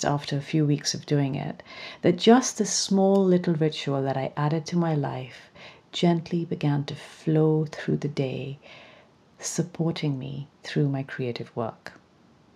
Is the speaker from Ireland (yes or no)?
no; Pakistan; growing up in Pakistan, where creativity was always meant to be a hobby and not a career